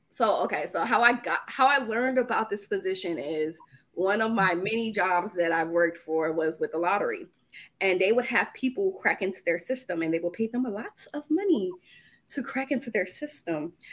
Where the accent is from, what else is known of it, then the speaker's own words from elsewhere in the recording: Providence, Rhode Island, United States; now in Dallas, United States; And I moved here from Atlanta, Georgia. And but I grew up in Providence, Rhode Island.